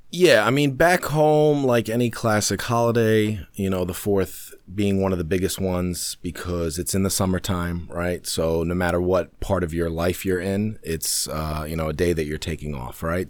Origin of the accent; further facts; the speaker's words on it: New York City, New York, United States; also born or lived in London; we got to New York in nineteen ninety-one